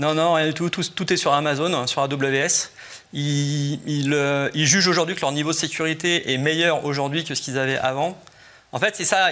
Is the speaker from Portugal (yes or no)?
no; France; on est des Français